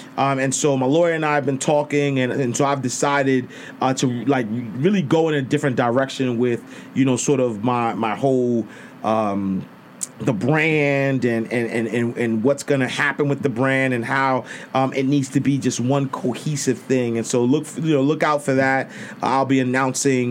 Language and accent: English; New York City, New York, United States; I'm from Harlem